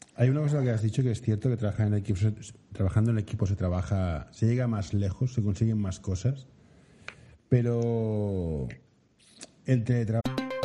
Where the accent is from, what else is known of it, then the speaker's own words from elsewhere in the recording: Barcelona, Catalonia, Spain; yo soy de Barcelona